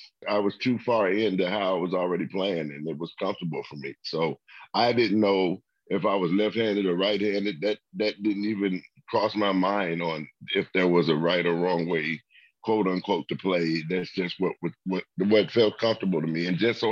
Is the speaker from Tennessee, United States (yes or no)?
yes; Memphis, Tennessee, United States; I'm from Memphis, Tennessee